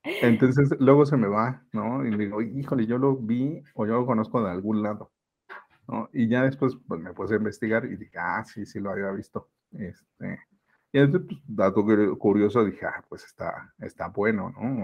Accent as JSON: {"language": "Spanish", "region": "Mexico City", "country": "Mexico", "tie": "born or raised there", "said": "soy originario de la Ciudad de México, soy mexicano"}